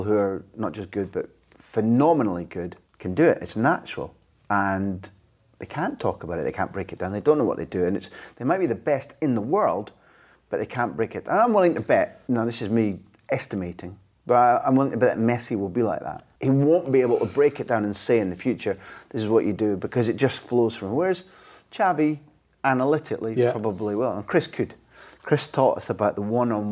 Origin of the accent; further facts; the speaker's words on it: Scotland, United Kingdom; as a Scot